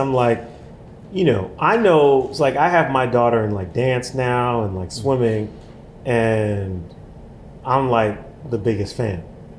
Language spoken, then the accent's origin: English; New York City, New York, United States; being a New Yorker, a man of color, black man.